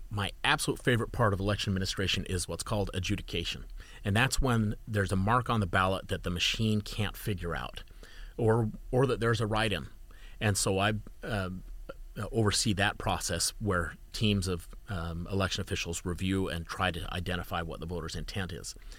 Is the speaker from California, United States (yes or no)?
no; Utah, United States; I'm from Utah